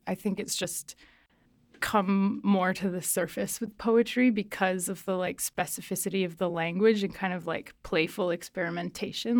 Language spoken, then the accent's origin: English; Nova Scotia, Canada; also born or lived in southern Mexico; now in British Columbia, Canada; I grew up in Nova Scotia, actually, in, like, a really rural place and then grew up kind of between there and southern Mexico, and now I've been in B C for, like, eight years.